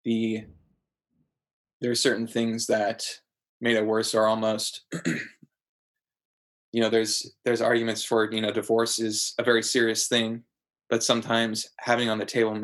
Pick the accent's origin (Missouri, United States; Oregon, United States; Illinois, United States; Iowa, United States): Oregon, United States; Portland; I was born and raised in Portland